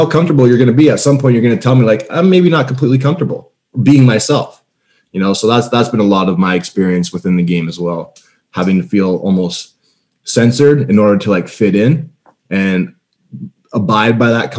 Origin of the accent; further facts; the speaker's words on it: Ottawa, Ontario, Canada; I'm a Canadian kid. I'm a Canadian born kid from Ottawa